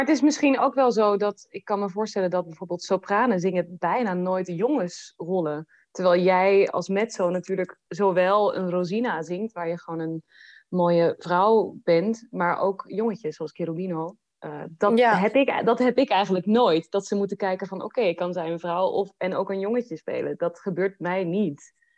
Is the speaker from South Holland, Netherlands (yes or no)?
yes; The Hague, South Holland, Netherlands; now in Hannover, Germany; Den Haag, waar ik vandaan kom